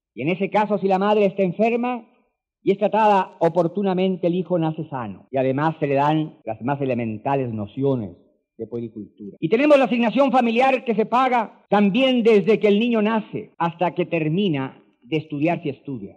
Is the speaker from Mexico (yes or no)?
no; Chile; en mi país